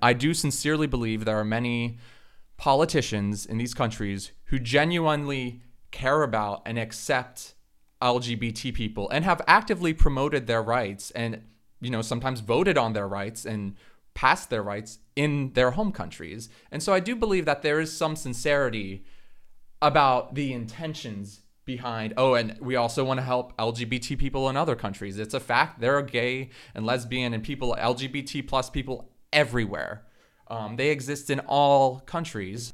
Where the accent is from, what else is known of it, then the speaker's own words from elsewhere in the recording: Florida, United States; in Florida, the state where I'm from